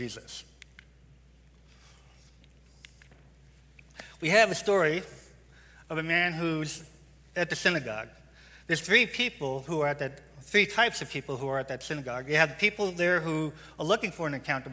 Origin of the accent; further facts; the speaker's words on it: New York, United States; now in Tucson, United States; I'm from New York.